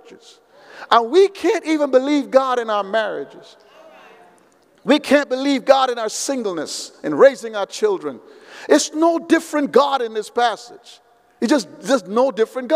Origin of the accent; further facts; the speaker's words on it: United States; I'm from America